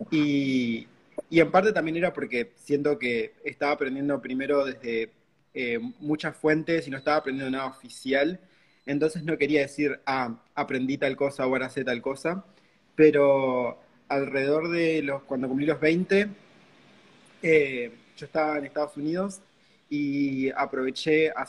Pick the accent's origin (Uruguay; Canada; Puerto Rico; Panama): Uruguay; soy acá de Uruguay.